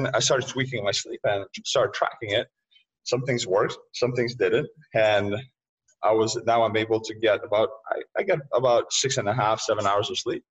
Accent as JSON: {"language": "English", "country": "Lithuania", "tie": "born or raised there", "moved": "yes", "said": "I was born and raised in Lithuania, post-Soviet era."}